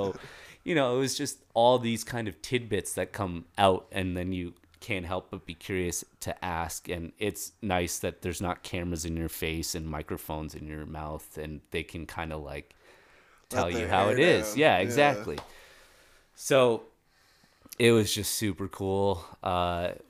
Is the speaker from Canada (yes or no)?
yes; Toronto, Ontario, Canada; now in Colorado, United States; when I was a kid living in Toronto